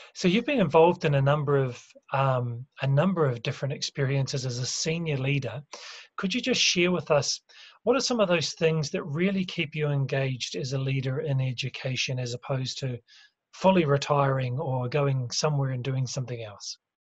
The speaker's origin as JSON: {"language": "English", "country": "New Zealand", "said": "I'm from New Zealand"}